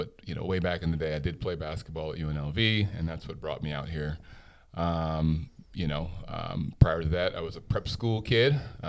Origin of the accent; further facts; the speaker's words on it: New York City, New York, United States; also born or lived in Jamaica; I was born in New York City. Grew up in New York. I went to school out there. I moved around a lot.